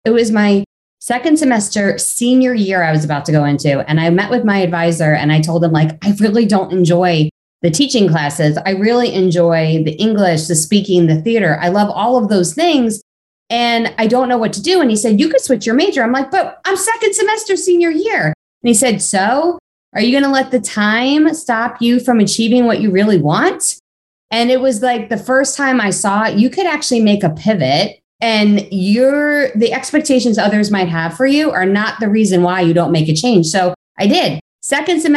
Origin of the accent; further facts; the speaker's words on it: Long Island, New York, United States; I grew up on Long Island